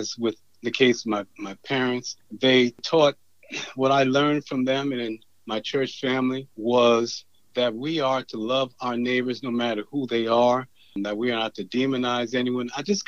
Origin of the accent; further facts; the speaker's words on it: Farmville, Virginia, United States; I was born in Farmville, Virginia, in Prince Edward County, which is pretty much a rural county. My family there was a deeply religious family.